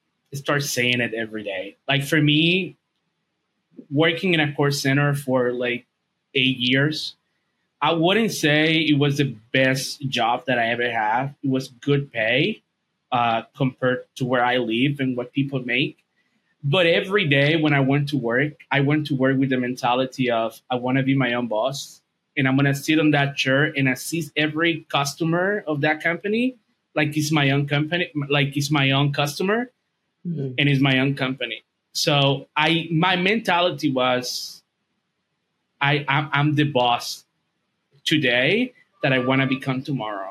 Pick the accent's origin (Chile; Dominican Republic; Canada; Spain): Dominican Republic; English is a second language; I'm from Dominican Republic. English is not my first language.